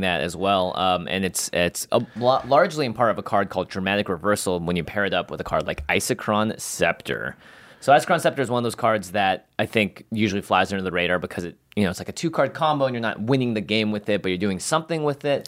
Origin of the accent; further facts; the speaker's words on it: Seattle, Washington, United States; moved away; it is my hometown